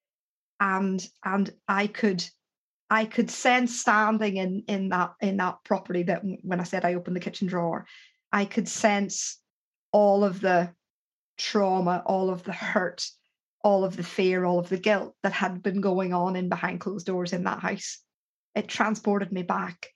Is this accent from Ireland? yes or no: yes; Ireland; I'm Irish